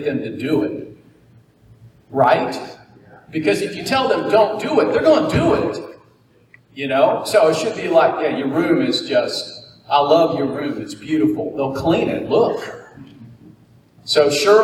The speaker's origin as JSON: {"language": "English", "town": "Naples", "region": "Florida", "country": "United States", "tie": "born or raised there", "said": "I'm a native Floridian, and my dad was an interesting redneck carpenter, Finnish carpenter. I was born in Naples, Florida."}